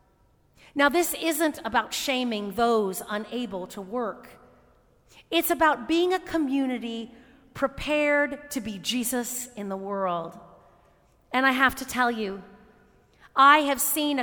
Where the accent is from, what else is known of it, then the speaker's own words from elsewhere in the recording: United States; As American Christians